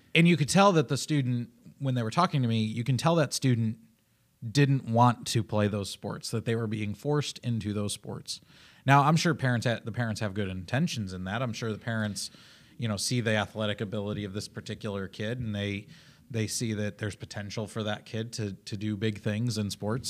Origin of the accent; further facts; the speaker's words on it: Illinois, United States; also born or lived in Oklahoma; I'm from Illinois